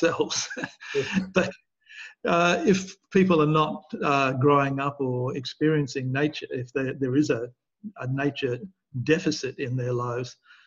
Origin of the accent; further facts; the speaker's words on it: Perth, Western Australia, Australia; I grew up in Perth in Western Australia